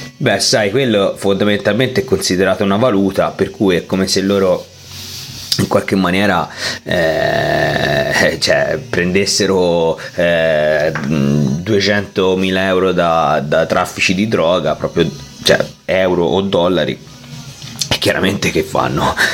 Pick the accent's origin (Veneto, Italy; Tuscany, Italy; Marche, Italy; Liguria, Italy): Tuscany, Italy; siamo toscani